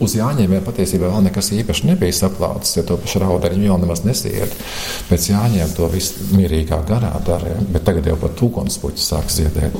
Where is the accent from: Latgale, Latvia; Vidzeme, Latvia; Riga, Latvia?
Vidzeme, Latvia; Saloja; es esmu dzimis Salojā. Un Skoliņa bija puikulis, astoņgadīgā skola